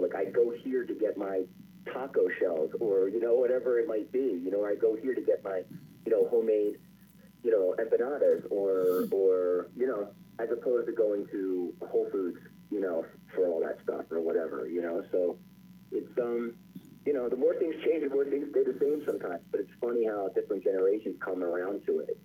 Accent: Philadelphia, Pennsylvania, United States; I grew up in in Overbrook in West Philly

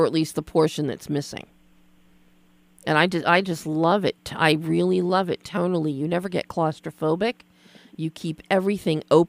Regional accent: Philadelphia, Pennsylvania, United States; I'm from Philly as well

